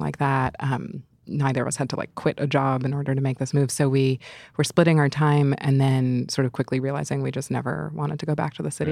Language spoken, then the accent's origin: English; New York City, New York, United States; moved away; being a New Yorker is such a big part of my personality.